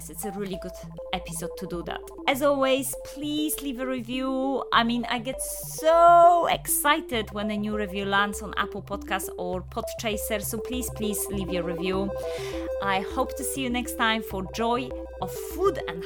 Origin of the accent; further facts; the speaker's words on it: Poland; moved away as an adult; now in United Kingdom; I'm Polish, but I have been living in the UK for the last 15 years.